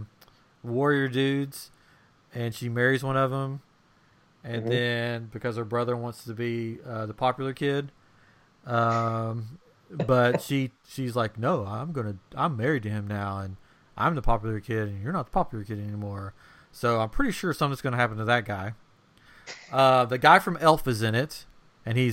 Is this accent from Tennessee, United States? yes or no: yes; Tennessee, United States; I'm from Tennessee